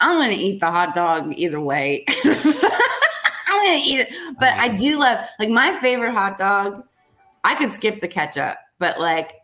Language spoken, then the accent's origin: English; Blairsville, Pennsylvania, United States; now in Nashville, United States; my hometown. In Blairsville. So right. In Blairsville, Pennsylvania